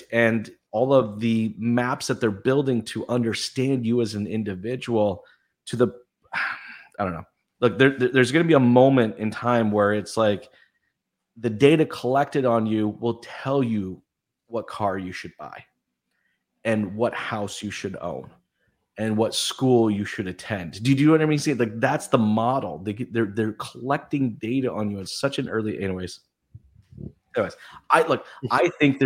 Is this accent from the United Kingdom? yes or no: no; Canada; I'm from Canada.